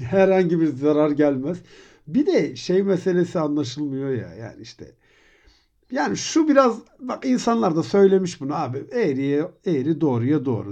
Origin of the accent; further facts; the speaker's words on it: Turkey; Türkiye'de doğdum